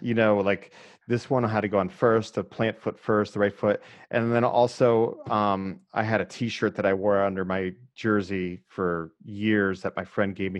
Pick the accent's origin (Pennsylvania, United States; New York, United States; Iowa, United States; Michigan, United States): Pennsylvania, United States; Erie; I grew up in Erie, which I actually think helped me quite a bit, that's, you know, right on the lake, two hours north of Pittsburgh